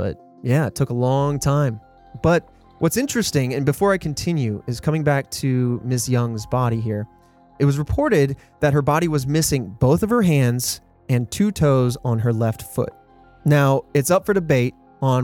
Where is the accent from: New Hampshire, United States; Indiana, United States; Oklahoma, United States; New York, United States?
Indiana, United States; Indianapolis; I grew up in Indianapolis